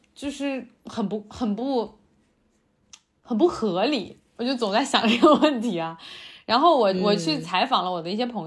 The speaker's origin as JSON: {"language": "Chinese", "town": "Xi'an", "region": "Shaanxi", "country": "China", "said": "呃，对，就是回西安吧。"}